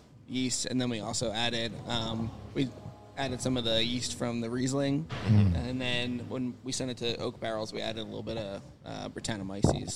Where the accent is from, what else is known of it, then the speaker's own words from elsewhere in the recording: Upper Darby, Pennsylvania, United States; also born or lived in Drexel Hill; Lived in Upper Darby for a few years and then moved to Drexel Hill